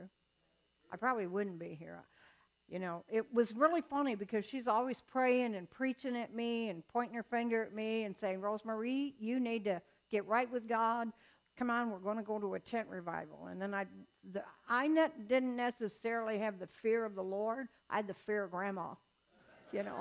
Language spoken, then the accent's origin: English; the South, United States; moved away; I'm from the South. I was born in the deepest part of the South you can get without getting wet